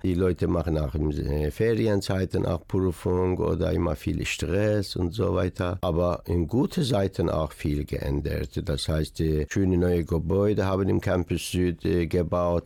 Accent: Iran; German is a second language; moved away as an adult; now in Dortmund, Germany; Man fühlt sich immer als Iraner, weil ich da geboren bin

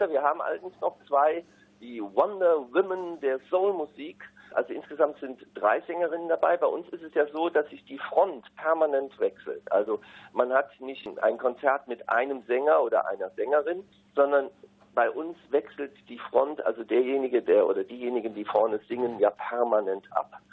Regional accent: North Rhine-Westphalia, Germany; Wir kommen ja alle aus dem Rheinland, wirklich immer hoch und runter

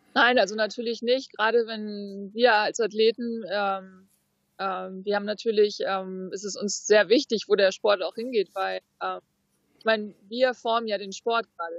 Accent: Fuerteventura, Canary Islands, Spain; auf Fuerteventura, da haben wir einen Hafen, da ist eigentlich immer flaches Wasser und daneben ist Rocky Point. Das ist eigentlich so der Spot, wo ich angefangen habe mit, mit Wellenreiten, wo ich groß geworden bin auch

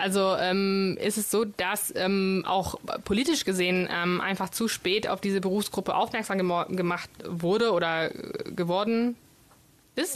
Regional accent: Bologna, Emilia-Romagna, Italy; first language Italian; German is a second language; moved away as an adult; now in Düsseldorf, Germany; Ich komme aus Bologna ursprünglich.

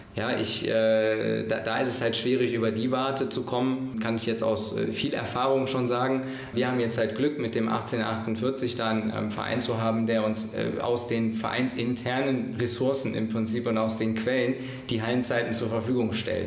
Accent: Mönchengladbach, North Rhine-Westphalia, Germany; ich komme hier aus Gladbach

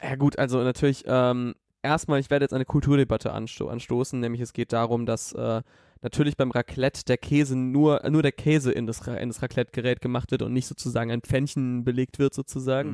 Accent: Southern Germany, Germany; moved away; in Süddeutschland, wo ich herkomme.

